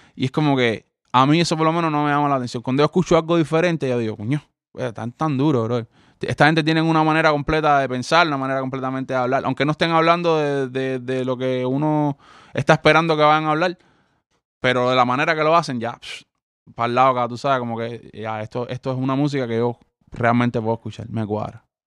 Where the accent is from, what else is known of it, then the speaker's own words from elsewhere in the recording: Cuba; los cubanos crecimos con los haitianos y crecimos con esta gente